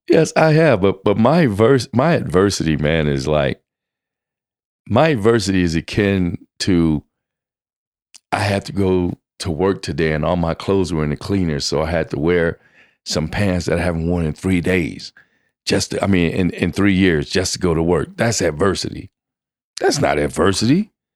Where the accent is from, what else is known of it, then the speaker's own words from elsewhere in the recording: Louisiana, United States; also born or lived in Kingston, Jamaica; I grew up in Louisiana, moved from Kingston, Jamaica to Louisiana.